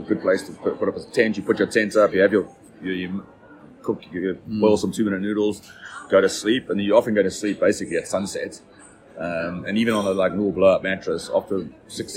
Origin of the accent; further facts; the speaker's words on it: Durban, KwaZulu-Natal, South Africa; moved away as an adult; born and bred in Durban, a humid part of South Africa